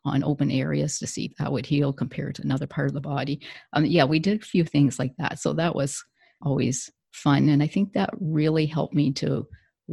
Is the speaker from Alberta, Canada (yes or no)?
no; southern Ontario, Canada; I'm from Ontario, Canada, and I grew up in a farm community, lived on a farm and still in the farm community right now